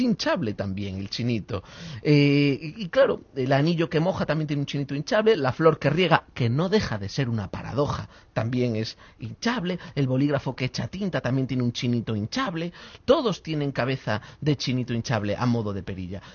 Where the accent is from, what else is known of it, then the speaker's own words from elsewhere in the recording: Spain; los españoles, Roberto, somos muy bromistas